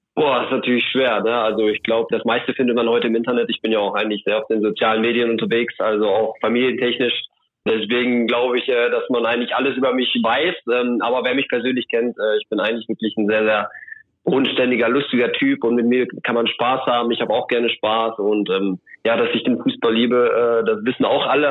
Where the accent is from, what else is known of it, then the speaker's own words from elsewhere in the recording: Soest district, North Rhine-Westphalia, Germany; ich komme aus dem Kreis Soest